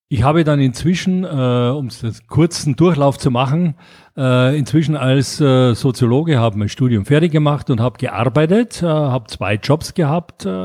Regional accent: Graz, Styria, Austria; moved away as an adult; now in Munich, Germany; ich bin ja in Graz in Österreich aufgewachsen und äh, habe äh, da das mitbekommen, äh, dass das Spielen äh, Spaß macht. So mit 20 bin ich dann nach München gegangen

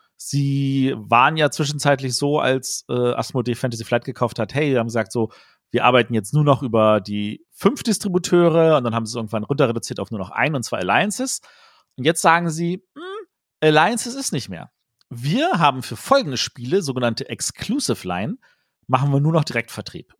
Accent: Germany; als Deutsche

